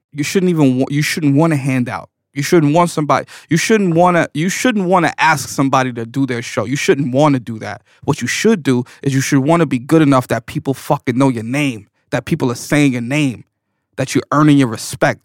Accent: New York City, New York, United States; I was born in New York City.

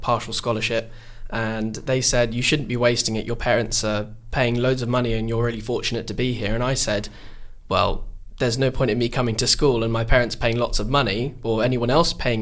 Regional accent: Epping Forest, East of England, United Kingdom; I'm from Epping Forest and it's a rather conservative constituency

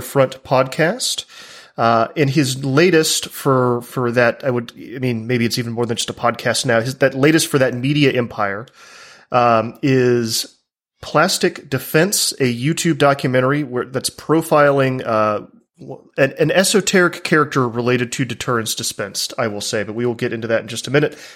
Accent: the American South, United States; an American from the South where I've, I've lived among gun culture my entire life

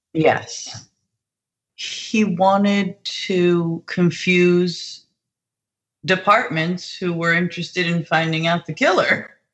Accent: New Jersey, United States; I'm from New Jersey and I currently live not even 45 minutes from my hometown

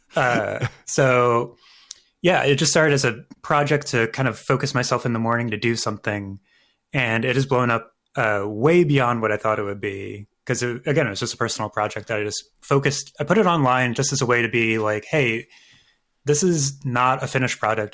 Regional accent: Philadelphia, Pennsylvania, United States; the art museum that we have here in Philadelphia. I'm a Philadelphian.

